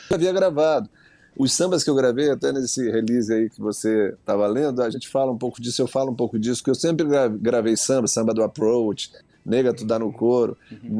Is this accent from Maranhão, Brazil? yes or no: yes; Maranhão, Brazil; Sou do Maranhão, ouvi música popular de rua, né?